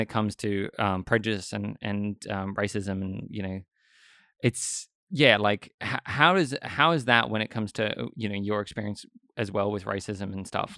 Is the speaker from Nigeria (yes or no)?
no; Australia